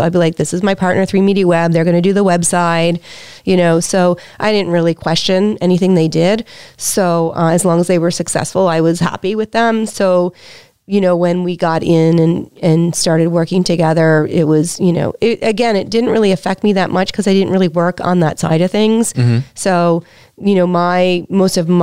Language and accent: English; Prince Edward Island, Canada; moved away; I'm from Prince Edward Island.